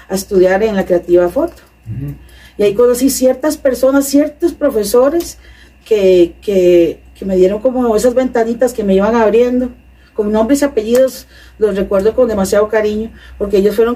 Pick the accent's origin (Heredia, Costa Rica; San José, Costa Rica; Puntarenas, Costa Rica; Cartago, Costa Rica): Cartago, Costa Rica; En Cartago.